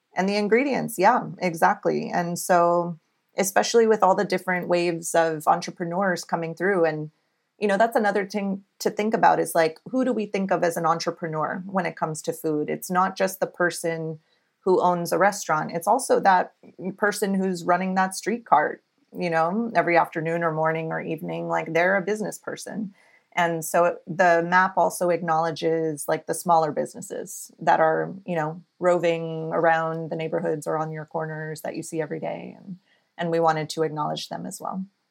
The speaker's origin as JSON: {"language": "English", "town": "Alice", "region": "Texas", "country": "United States", "tie": "born or raised there", "also_born_or_lived": "California", "moved": "as an adult", "lives_now": "New York, United States", "said": "I grew up in South Texas in a little town called Alice and grew up there all my life"}